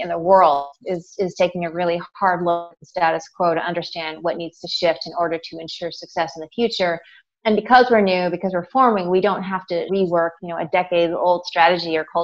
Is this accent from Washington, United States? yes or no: yes; Seattle, Washington, United States; also born or lived in Southern California; I'm from Seattle. I was born and raised here